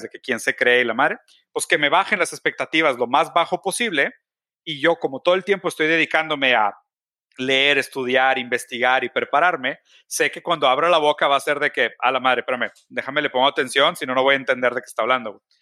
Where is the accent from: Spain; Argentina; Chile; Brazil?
Brazil; now in Mexico; yo soy brasileño, entonces mi campo de actuación en México es muy poco